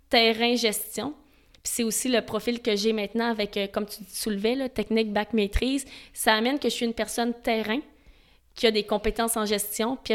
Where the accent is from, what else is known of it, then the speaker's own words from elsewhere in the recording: Montreal, Quebec, Canada; Moi, je viens de Montréal.